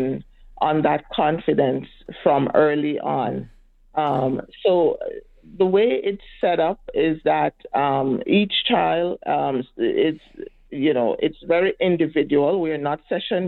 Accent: Jamaica; now in Edmonton, Canada; I'm from Jamaica and we are surrounded by water

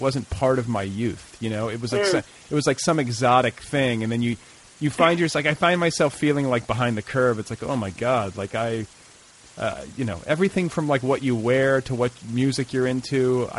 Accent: Midwest, United States; now in Los Angeles, United States; I'm raising a child in Los Angeles, and it's like when I grew up in the Midwest

